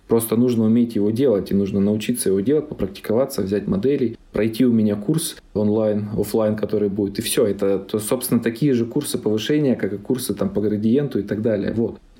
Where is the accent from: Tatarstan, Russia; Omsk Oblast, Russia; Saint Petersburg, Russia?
Omsk Oblast, Russia; Omsk; Я сам же из Сибири, из Омска, мне нравится.